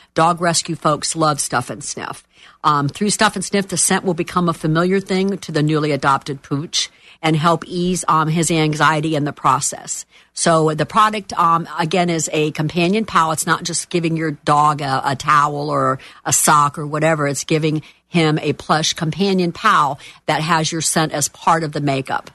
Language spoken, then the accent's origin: English; Miami, Florida, United States; moved away as an adult; now in Orlando, United States; I am from Miami